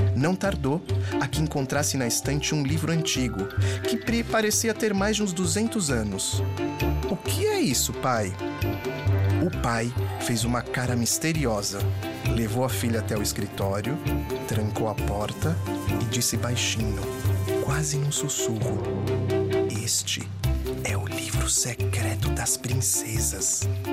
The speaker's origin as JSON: {"language": "Portuguese", "country": "Brazil", "also_born_or_lived": "Israel", "said": "Eu sou do Brasil, mas também não nasci no Brasil"}